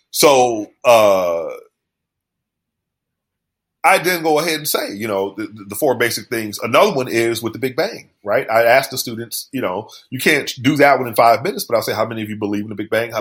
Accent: New Orleans, Louisiana, United States; that's my childhood. I was born in East New Orleans

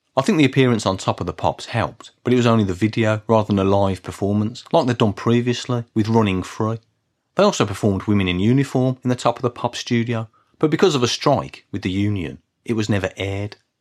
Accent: Birmingham, West Midlands, United Kingdom; I come from Birmingham

